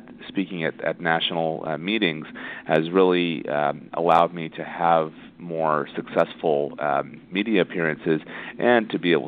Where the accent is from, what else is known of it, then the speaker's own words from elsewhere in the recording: Indiana, United States; moved away as an adult; also born or lived in Florida / Toronto, Canada; now in Los Angeles, United States; I'm originally from Indiana, and I did my medical school there.